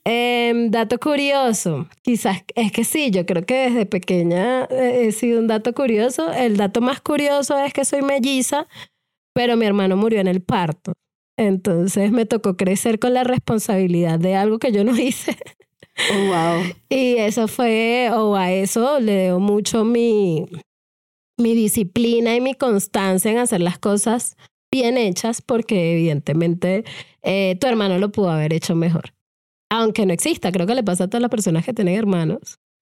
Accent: Venezuela; moved away as an adult; now in Colombia; soy venezolana, em, viviendo una experiencia maravillosa hace siete años en Colombia.

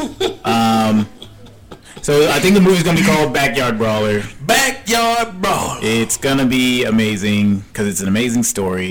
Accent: South DeKalb County, Georgia, United States; I grew up here in South DeKalb County

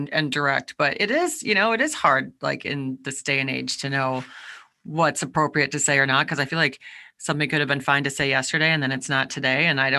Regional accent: Midwest, United States; moved away as an adult; also born or lived in Boston / California; I grew up in the Midwest, went to school, actually not far from you in Boston.

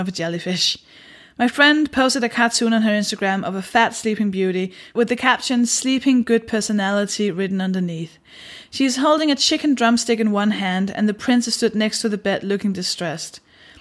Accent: Denmark; I'm a stand-up comedian, and I'm from Denmark

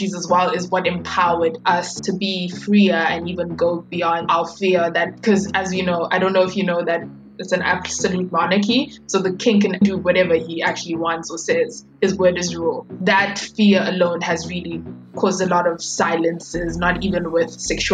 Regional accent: Eswatini; we are from Eswatini, and we speak Siswati

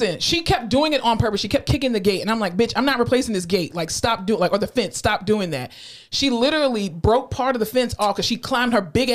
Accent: South Florida, United States; growing up in South Florida

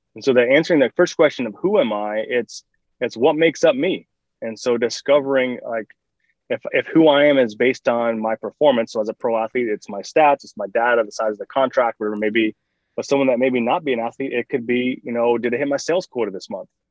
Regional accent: Michigan, United States; moved away; I'm from Michigan originally

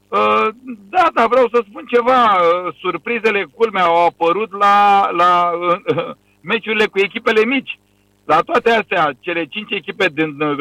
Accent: Romania; moved away as an adult; now in Bahrain; sunt român

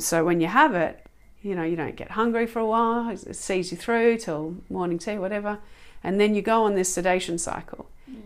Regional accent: Australia; Australia, my um, where I was born, my home country

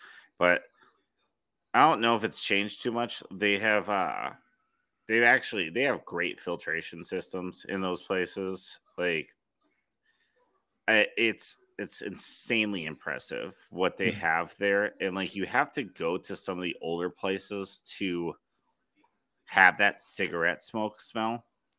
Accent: Minnesota, United States

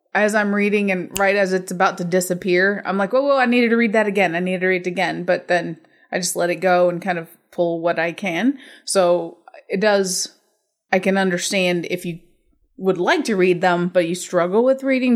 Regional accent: United States; I'm American

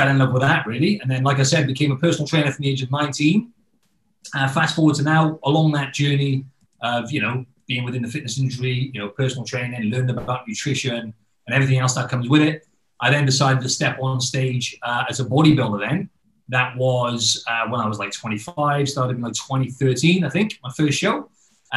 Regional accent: Wales, United Kingdom; moved away; I'm originally from the UK. So I'm from Wales, which is in the UK.

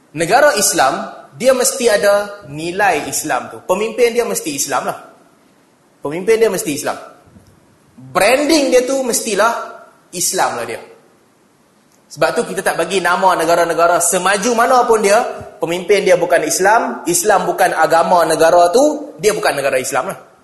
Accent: Malaysia; moved away as an adult; also born or lived in an Arab country; negara kita, Malaysia

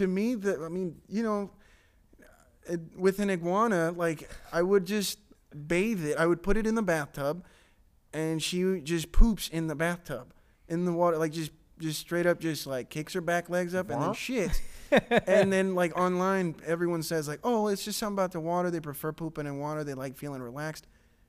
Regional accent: Paraguay; I'm from Paraguay.

